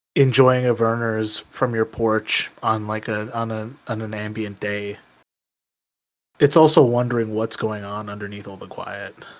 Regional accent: Michigan, United States; my home state

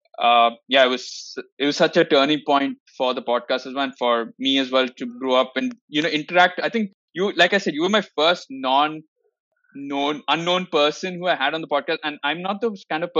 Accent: Bangalore, Karnataka, India; I'm also from Bangalore

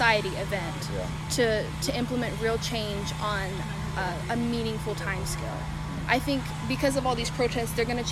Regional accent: Trinity, Texas, United States; I'm from Trinity, which is like 30-40 minutes away from here, so Huntsville-ish.

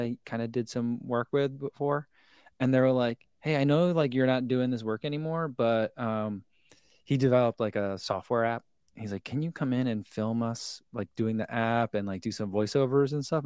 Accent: Eatontown, New Jersey, United States; moved away; I grew up in Eaton Town, which is, like, the next town over

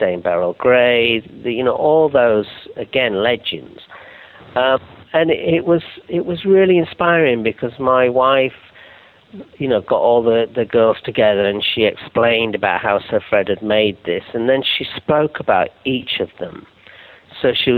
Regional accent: Yorkshire and the Humber, United Kingdom; I'm from Yorkshire

